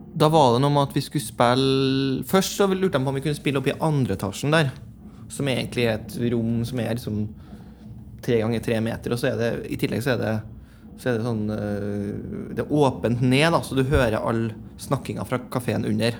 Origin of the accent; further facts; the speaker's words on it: Lånke, Trøndelag, Norway; moved away as an adult; flytta vi inn på gamle småbruket der hvor jeg vokste opp, ute i Lånke.